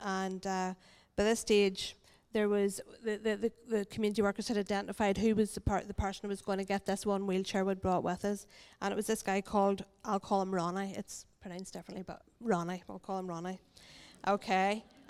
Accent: Ireland; because we're from Ireland, we don't get to sit outside very often.

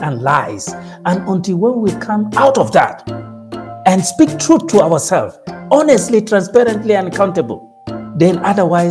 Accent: Nigeria; I am a full-blown Nigerian, proudly Nigerian

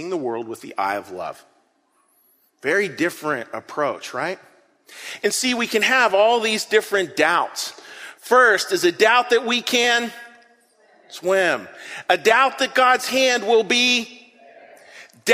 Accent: Western Pennsylvania, United States; I grew up in Western Pennsylvania, sort of a pretty rough area of Western Pennsylvania

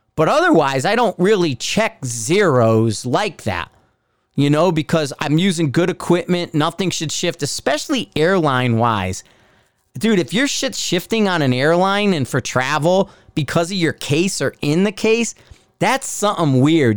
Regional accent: Bridgeport, Connecticut, United States; also born or lived in Fairfield County, Connecticut; now in Denver, United States; I'm from Bridgeport

